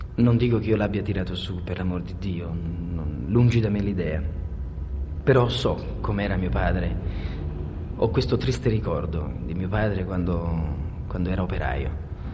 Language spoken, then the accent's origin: Italian; Naples, Campania, Italy; essendo napoletano